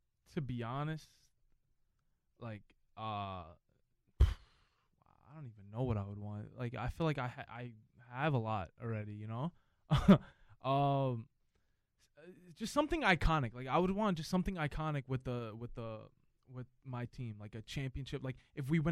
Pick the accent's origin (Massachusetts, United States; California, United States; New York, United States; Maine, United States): New York, United States; New York City; also born or lived in Boston; Growing up in New York